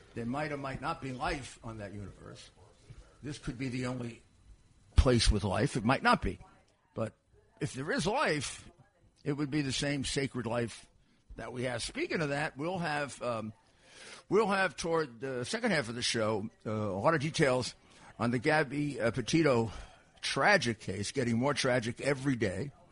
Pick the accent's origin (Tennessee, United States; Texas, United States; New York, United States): New York, United States; I'm from New York